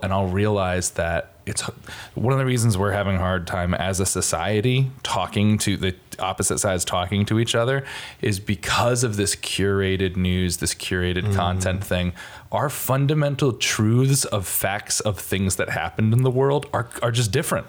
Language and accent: English; Connecticut, United States